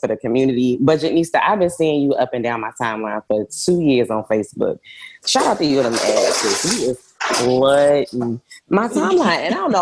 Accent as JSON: {"language": "English", "town": "Philadelphia", "region": "Pennsylvania", "country": "United States", "moved": "yes", "lives_now": "Atlanta, United States", "said": "Philadelphia by way of Atlanta"}